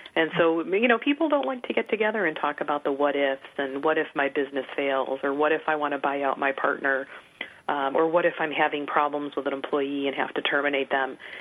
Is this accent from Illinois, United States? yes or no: yes; Chicago, Illinois, United States; I'm from the Chicago area originally